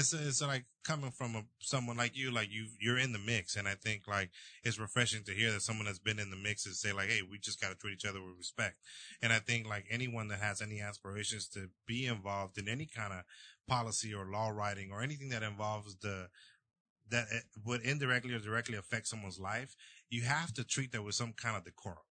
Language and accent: English; El Salvador; now in United States; I was born in El Salvador